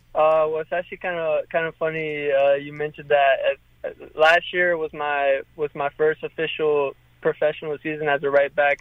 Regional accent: North Carolina, United States; now in Louisville, United States; I'm from North Carolina, so I know all the spots

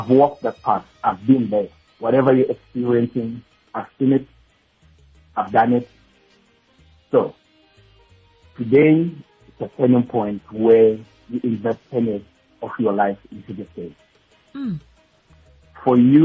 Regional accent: Soweto, Gauteng, South Africa; I grew up actually in Soweto

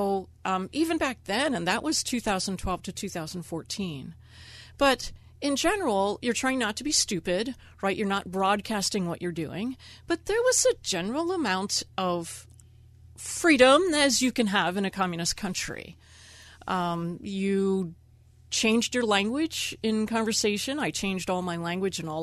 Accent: Pittsburgh, Pennsylvania, United States; moved away as an adult; also born or lived in China; from Pittsburgh

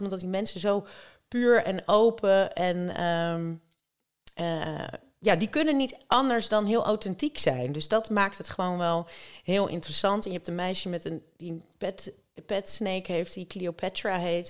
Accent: Rotterdam, South Holland, Netherlands; niks voor mij als Rotterdamse

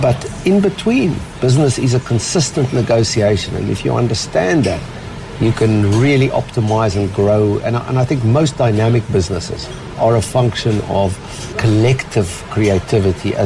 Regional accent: Cape Town, Western Cape, South Africa; moved away; as a South African, Cape Town boy

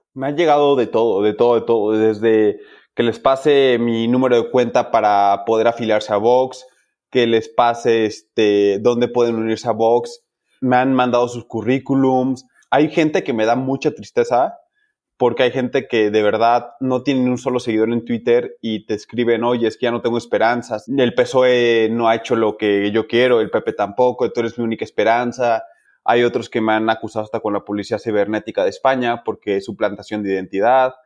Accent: Mexico; Soy de México

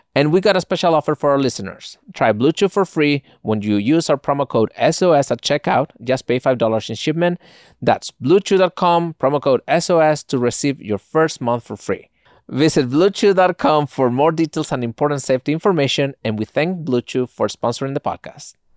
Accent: Spain; now in United States; I grew up in Spain.

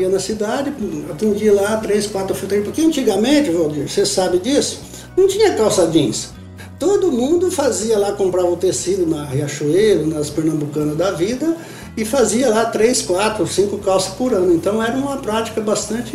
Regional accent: Fernandópolis, São Paulo, Brazil; Então eu sou nascido em Fernandópolis, estado de São Paulo

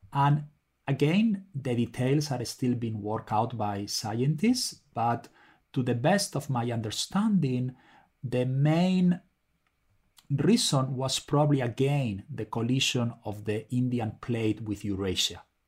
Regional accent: Spain; moved away; I'm originally from Spain, as probably you can tell from my name

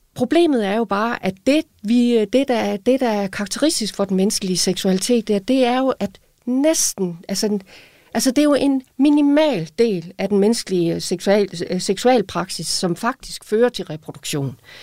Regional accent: Aalborg, North Denmark Region, Denmark; accent: Aalborgensisk; På Aalborgensis, hvor jeg kommer fra

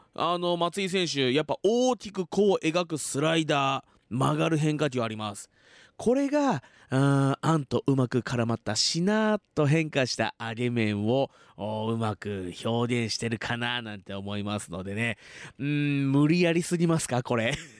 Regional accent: Fuji, Shizuoka, Japan; 生まれも育ちも静岡県富士市

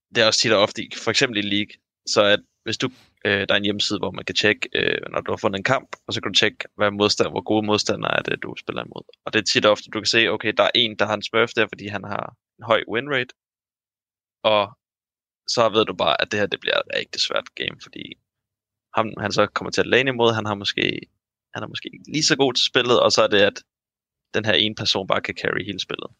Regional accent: Sorø, Zealand, Denmark; now in Odense, Denmark; fra Sorø, der hvor jeg kommer fra

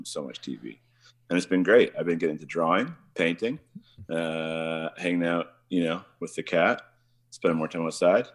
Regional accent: Kamloops, British Columbia, Canada; I'm from Canada. I live in British Columbia

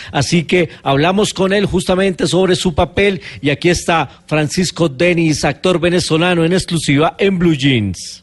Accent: Colombia; somos muchos los colombianos decentes y buenos

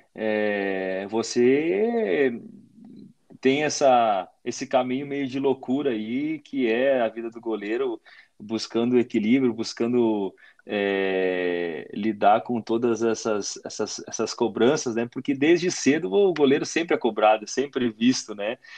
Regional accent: near Caxias do Sul, Rio Grande do Sul, Brazil; moved away as an adult; mais perto né, da, da, das minhas origens, né, perto da, da, da minha terra

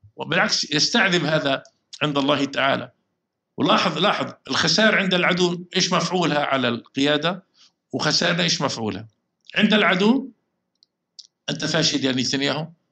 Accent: Palestine; احنا كفلسطينيين

